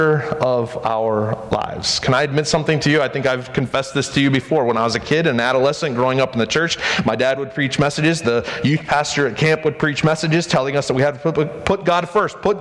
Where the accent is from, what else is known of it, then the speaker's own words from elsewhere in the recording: United States; I'm an American